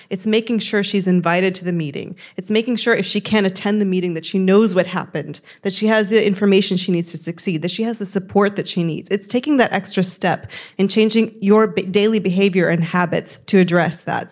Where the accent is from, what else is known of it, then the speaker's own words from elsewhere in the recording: United States; you can see I'm American